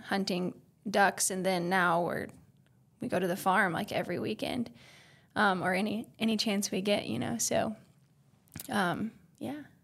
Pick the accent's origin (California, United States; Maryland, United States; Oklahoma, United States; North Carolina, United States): Oklahoma, United States; I was born and raised in Oklahoma.